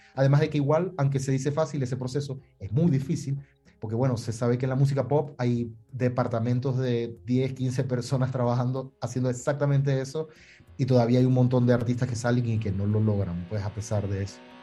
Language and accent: Spanish; Maracaibo, Zulia, Venezuela; moved away as an adult; also born or lived in Miami; en Maracaibo, que es la ciudad de donde vengo